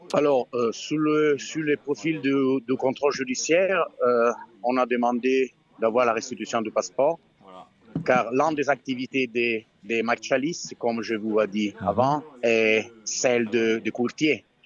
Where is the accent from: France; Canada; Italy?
Italy; French is a second language; je suis italien